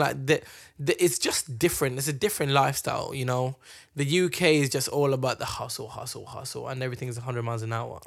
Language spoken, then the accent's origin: English; Kenya; moved away; we grew up in Kenya